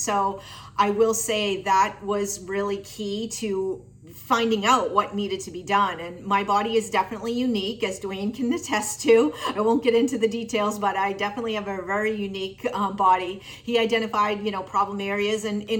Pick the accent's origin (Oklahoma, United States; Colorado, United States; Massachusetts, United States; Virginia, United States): Massachusetts, United States; Tewksbury; Hey everyone … I am from Tewksbury, Massachusetts.